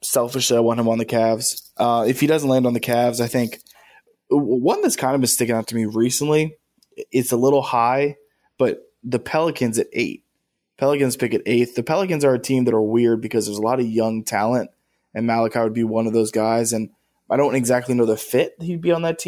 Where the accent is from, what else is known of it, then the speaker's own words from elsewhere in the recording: Washington, District of Columbia, United States; I grew up in DC. Dwayne Haskins was born in the same hospital I was born in.